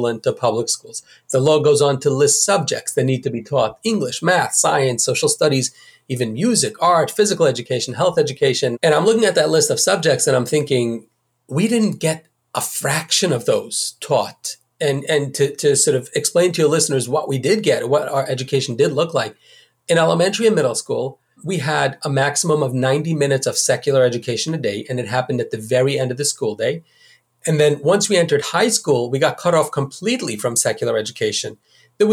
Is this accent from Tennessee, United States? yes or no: no; New York City, New York, United States; I grew up in the Hasidic community of Borough Park